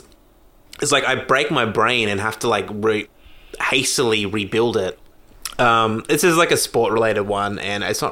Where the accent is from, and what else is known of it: Brisbane, Queensland, Australia